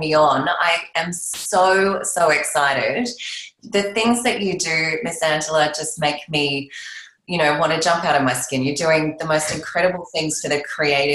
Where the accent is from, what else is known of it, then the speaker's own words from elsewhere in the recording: Australia; I'm an Australian